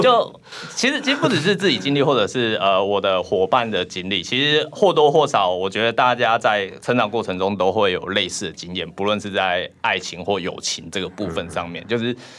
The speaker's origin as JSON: {"language": "Chinese", "region": "southern Taiwan", "country": "Taiwan", "moved": "as an adult", "lives_now": "Taipei, Taiwan", "said": "我是南部人"}